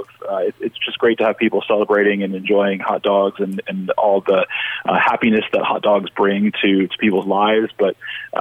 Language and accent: English; the South, United States; I'm from the South